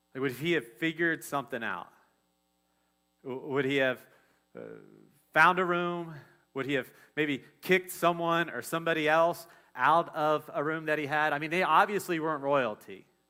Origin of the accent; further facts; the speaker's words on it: Dayton, Ohio, United States; I'm from Ohio. I'm from Dayton, so like we're all about the Wright brothers